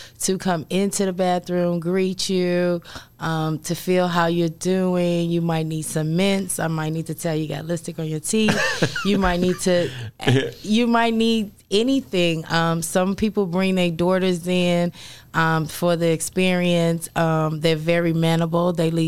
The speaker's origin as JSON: {"language": "English", "town": "Chicago", "region": "Illinois", "country": "United States", "tie": "born or raised there", "said": "I was born and raised in Chicago. I'm a native of Chicago"}